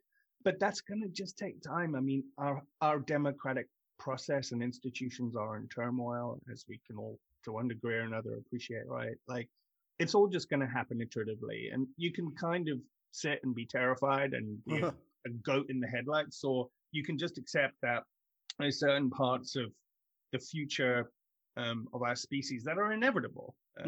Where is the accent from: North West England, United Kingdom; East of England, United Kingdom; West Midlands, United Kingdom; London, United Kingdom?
London, United Kingdom; also born or lived in South Africa; I grew up in London, South Africa, and I moved back from South Africa when I was 17.